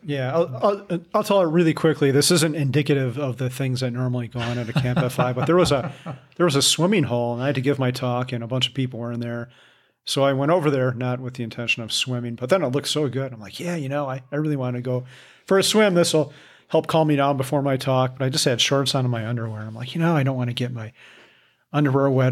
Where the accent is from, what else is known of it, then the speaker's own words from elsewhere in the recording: Midwest, United States; I'm from the Midwest